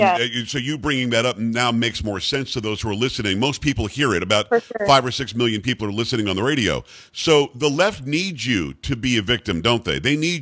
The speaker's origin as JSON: {"language": "English", "region": "Florida", "country": "United States", "tie": "born or raised there", "also_born_or_lived": "New York", "moved": "yes", "said": "I grew up in Florida. I'm from New York originally, but I grew up in Florida"}